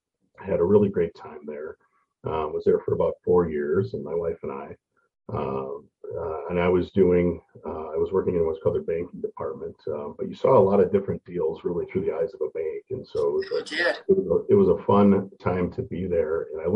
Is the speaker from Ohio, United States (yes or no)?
no; Mosinee, Wisconsin, United States; moved away as an adult; also born or lived in Grand Rapids, Minnesota; now in Rochester, United States; Yeah, so I am I was born in Grand Rapids, Minnesota. And I like to say that I was exiled to Wisconsin for 17 years. So I grew up in Mosinee, Wisconsin, a small town by Wausau, actually a really good place to grow up as a Viking fan.